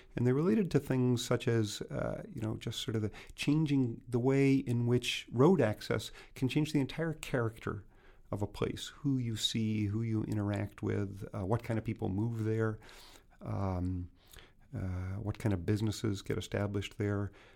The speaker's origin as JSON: {"language": "English", "town": "Anchorage", "region": "Alaska", "country": "United States", "tie": "born or raised there", "said": "my hometown of Anchorage."}